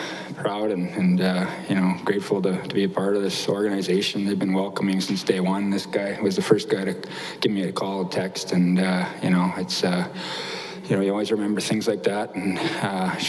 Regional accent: Fort Frances, Ontario, Canada; I grew up in Fort Frances, Ontario

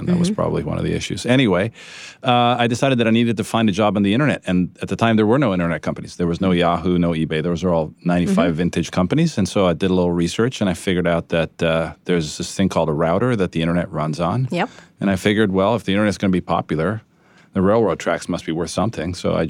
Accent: Japan; moved away; also born or lived in Italy; So my story is I was born in Italy, from Italian parents. I was destined to be an ordinary Italian child eating pizza and mozzarella. That sort of came to a screeching halt. My dad moved to Japan, and so we lived there for 12 years

